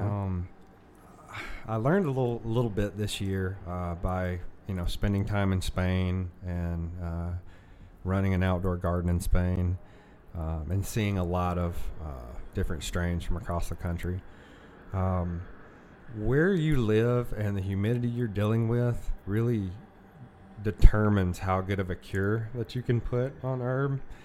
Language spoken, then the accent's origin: English; the South, United States; a, kid from a single mom growing up in the South